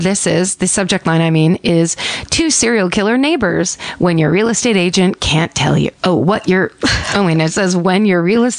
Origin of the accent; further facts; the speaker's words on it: Vancouver, Washington, United States; We grew up in Vancouver, Washington, which is right over the Oregon-Washington border.